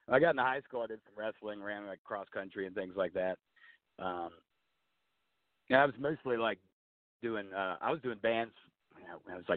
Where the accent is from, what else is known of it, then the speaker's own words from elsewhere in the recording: Churchville, Virginia, United States; I grew up here in Churchville. It's a real rural area. I grew up on a farm